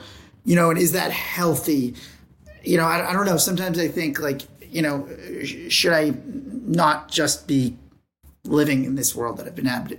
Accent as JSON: {"language": "English", "area": "Long Island", "region": "New York", "country": "United States", "moved": "yes", "lives_now": "Los Angeles, United States", "said": "we're from Long Island. We lived in New York before that. Now we live in LA."}